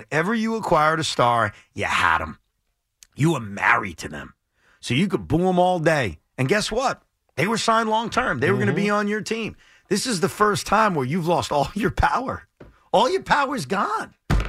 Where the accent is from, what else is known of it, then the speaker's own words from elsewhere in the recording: Long Island, New York, United States; So I grew up on Long Island, but I grew up in a place on Long Island that's very close to John F. Kennedy Airport.